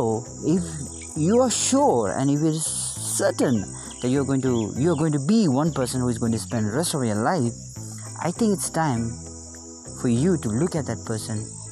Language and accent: English; Bhutan; I'm from Bhutan